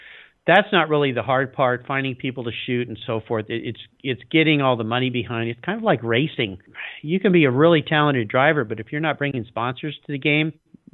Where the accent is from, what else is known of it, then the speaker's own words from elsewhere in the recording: La Jolla, California, United States; I grew up in La Jolla, California, which is a little north of San Diego, really nice little beach community